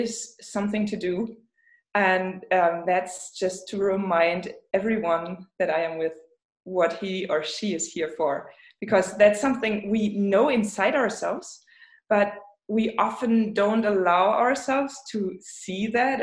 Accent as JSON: {"language": "English", "town": "Rostock", "region": "Mecklenburg-Vorpommern", "country": "Germany", "second_language": "English", "moved": "yes", "lives_now": "Leipzig, Germany", "said": "I am from the Baltic Sea, but it's Germany."}